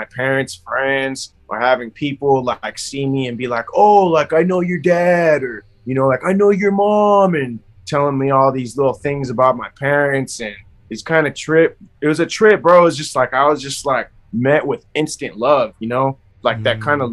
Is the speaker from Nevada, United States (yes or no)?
yes; Las Vegas, Nevada, United States; also born or lived in Oxnard, California / Los Angeles, California; I was born in Oxnard, and at 2 years old, that's when my mom and my dad decided to move to Las Vegas. So, Vegas is a very fast-growing city. And at the time, it seemed to present a better opportunity for my parents. So we moved out here.